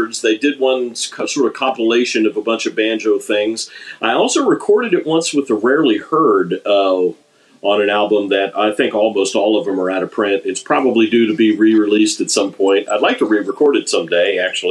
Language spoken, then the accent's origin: English; Maryland, United States; moved away; I'm originally from Maryland